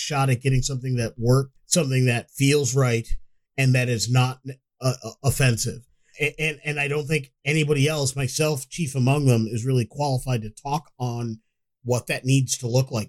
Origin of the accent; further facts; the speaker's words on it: United States; I am an American, even though my family is from Africa.